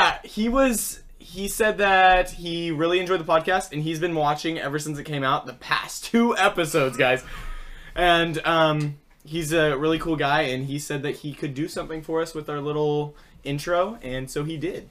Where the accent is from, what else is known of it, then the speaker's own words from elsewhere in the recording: United States; as an American